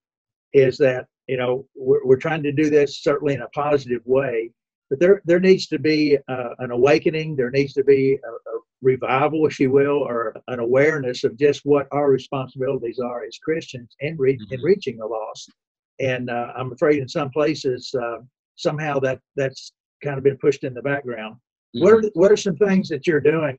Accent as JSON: {"language": "English", "town": "Owensboro", "region": "Kentucky", "country": "United States", "tie": "born or raised there", "said": "I grew up in Owensboro, Kentucky"}